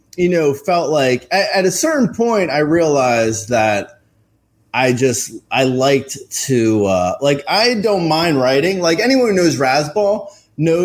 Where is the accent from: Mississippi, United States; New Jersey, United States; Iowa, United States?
New Jersey, United States; Union County; I grew up in a little county called Union